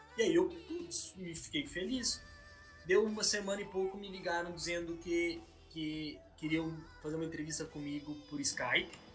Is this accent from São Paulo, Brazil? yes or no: no; Progresso, Rio Grande do Sul, Brazil; moved away as an adult; also born or lived in Pelotas / Rio de Janeiro; now in London, United Kingdom; eu sou do interior do Rio Grande do Sul, uma cidade chamada Progresso